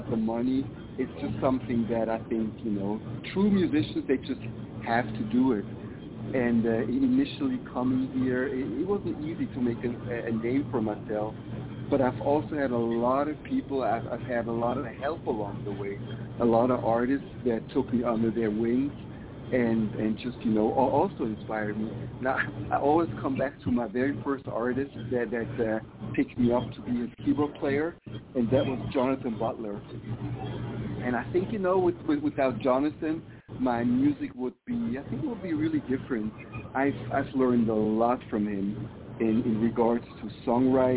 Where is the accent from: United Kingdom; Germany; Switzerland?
Switzerland; moved away as an adult; also born or lived in Africa; now in Las Vegas, United States; originally I'm from Switzerland. Originally I was born in Africa, but moved to Switzerland when I was like 3 months old. So I've lived there until my mid-30s